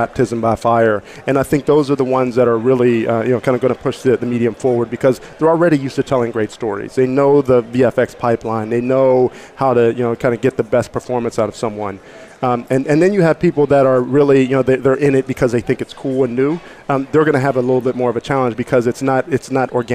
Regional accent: Pittsburgh, Pennsylvania, United States; I'm from Pittsburgh

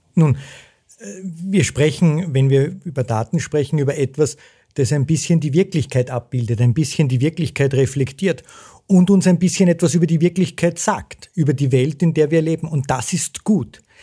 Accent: Zell am See, Salzburg, Austria; Ich bin groß geworden in Zell am See äh, in den 70er und 80er Jahren

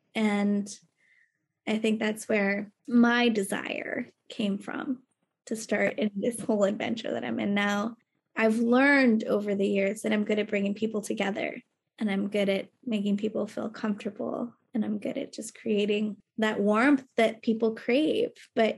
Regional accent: Texas, United States; now in New York, United States; I am a Texan.

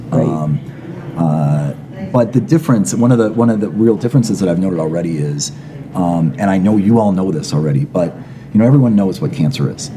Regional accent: Minneapolis, Minnesota, United States; moved away as an adult; also born or lived in San Francisco; I moved back to my hometown of Minneapolis

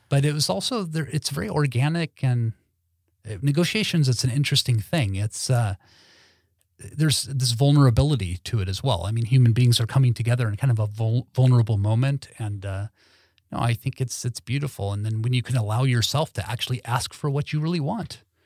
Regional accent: Los Angeles, California, United States; moved away as an adult; now in Sweden; growing up in Lo-, Los Angeles

